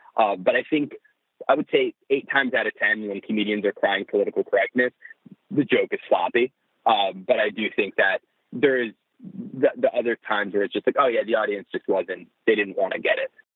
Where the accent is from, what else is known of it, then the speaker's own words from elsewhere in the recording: New Jersey, United States; I grew up in New Jersey.